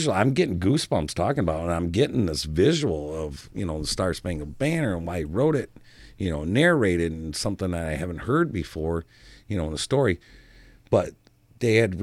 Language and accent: English; United States; I'm an American